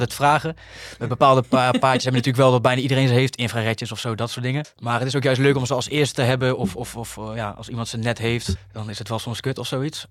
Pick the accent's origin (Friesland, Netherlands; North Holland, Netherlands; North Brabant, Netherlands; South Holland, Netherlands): North Brabant, Netherlands; 's-Hertogenbosch; in de Muntel gewoond, waar ik vandaan kom